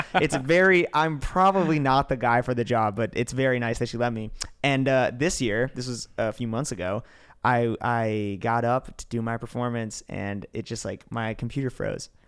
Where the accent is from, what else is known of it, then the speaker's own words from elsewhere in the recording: New York, United States; I grew up in New York. I didn't even grow up in the city